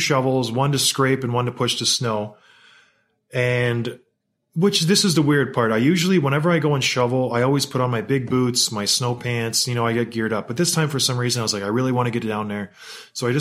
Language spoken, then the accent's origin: English; St. Catharines, Ontario, Canada; I grew up in St. Catharines, Ontario, and where I lived, there was a pond called Martindale Pond in Port Dalhousie